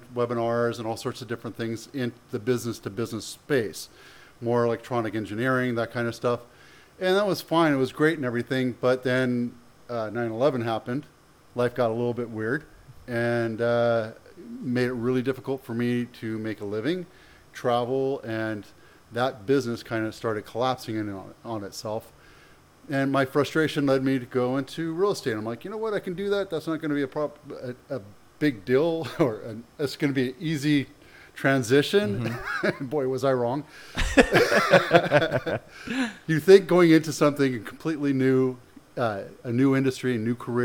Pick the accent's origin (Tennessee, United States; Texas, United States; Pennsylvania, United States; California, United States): California, United States; San Jose; also born or lived in Canada / Oakland / Campbell / Cupertino; Came here when I was 7, which is about 1975. And started off in Oakland. Then I came down here, Campbell, Cupertino, then San Jose.